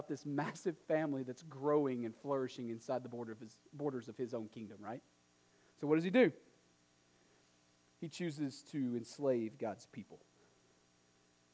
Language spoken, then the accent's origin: English; East Texas, United States; also born or lived in New England; now in Nashua, United States; when I moved from Texas to New England